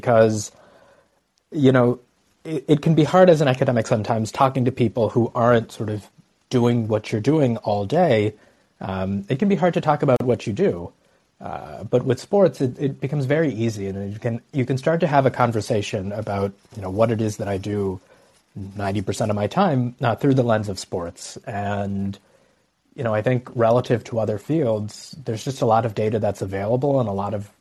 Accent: Dallas, Texas, United States; now in Madison, United States; I grew up in Dallas, and I'm really proud of where I came from

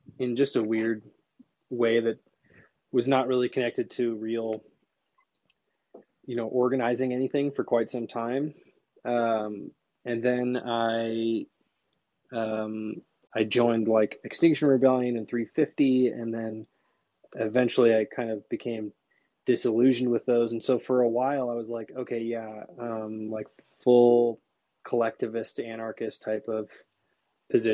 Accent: Seattle, Washington, United States; you're in my hometown.

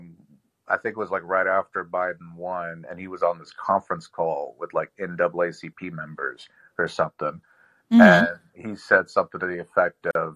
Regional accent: Louisiana, United States; now in West Virginia, United States; I am from Louisiana, but I'm currently in West Virginia

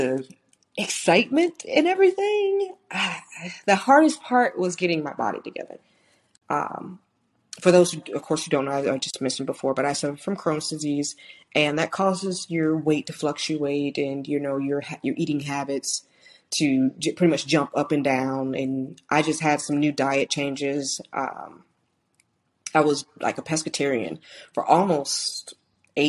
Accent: St. Louis, Missouri, United States; moved away; I was born in St. Louis, Missouri. That's where my family is from, my mom and my dad

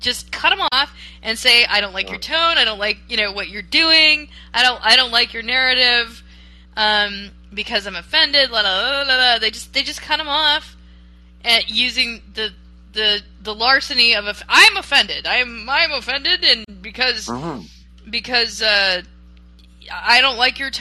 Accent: Florida, United States; moved away; also born or lived in East Coast; I was raised in part in Florida

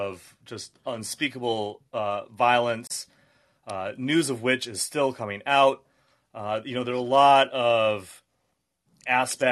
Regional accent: the Berkshires, Western Massachusetts, United States; I am from the Berkshires region of Western Massachusetts

